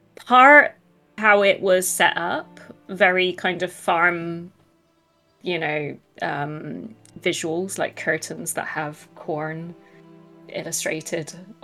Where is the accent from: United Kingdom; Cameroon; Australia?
United Kingdom; South West England; I'm from the West Country, never too young for a cider and a pipe.